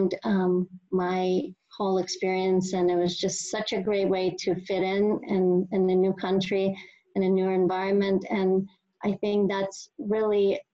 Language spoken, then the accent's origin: English; Russia; moved away as an adult; now in United States; growing up in Russia